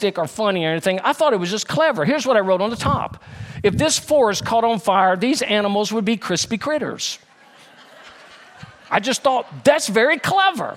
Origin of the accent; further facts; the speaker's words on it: Baton Rouge, Louisiana, United States; also born or lived in Denham Springs, Louisiana; when I was a freshman in high school, we moved from Baton Rouge, Louisiana to Denham Springs, Louisiana